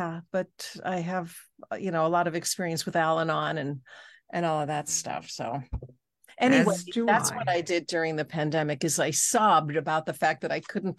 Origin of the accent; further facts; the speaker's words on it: Switzerland; moved away; also born or lived in Los Angeles, California, United States; I was born in Switzerland. I mean, I was born in LA, but grew up